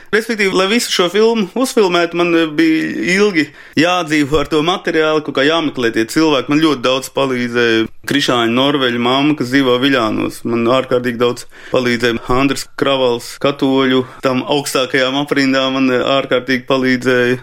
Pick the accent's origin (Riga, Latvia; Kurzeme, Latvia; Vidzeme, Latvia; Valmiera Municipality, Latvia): Riga, Latvia; also born or lived in Latgale; es esmu rīdznieks